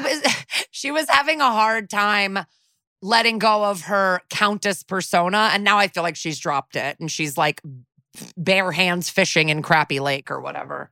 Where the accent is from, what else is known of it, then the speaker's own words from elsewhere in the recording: Connecticut, United States; I'm from Connecticut